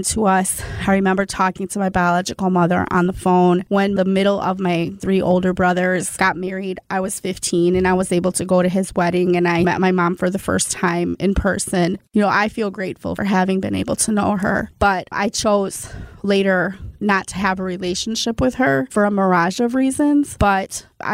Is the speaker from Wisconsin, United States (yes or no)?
yes; South Milwaukee, Wisconsin, United States; I was raised in South Milwaukee